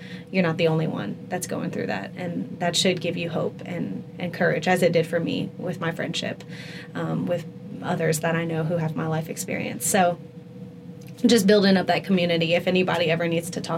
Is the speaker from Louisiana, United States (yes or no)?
yes; Lafayette, Louisiana, United States; my hometown in Lafayette